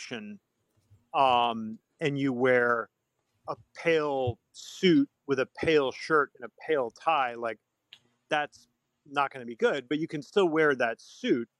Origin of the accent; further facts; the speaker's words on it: just north of Boston, Massachusetts, United States; now in Brooklyn, United States; I'm from Massachusetts, just north of Boston. I currently live in Brooklyn, New York